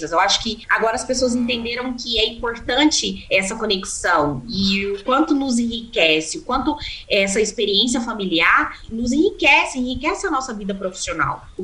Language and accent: Portuguese; Uberlândia, Minas Gerais, Brazil; Bom, Paulo, eu nasci em Uberlândia